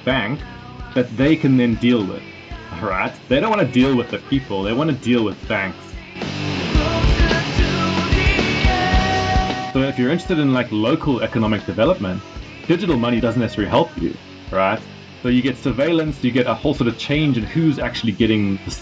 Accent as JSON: {"language": "English", "country": "South Africa", "moved": "yes", "lives_now": "United Kingdom", "said": "I'm actually from South Africa. I'm based in the UK"}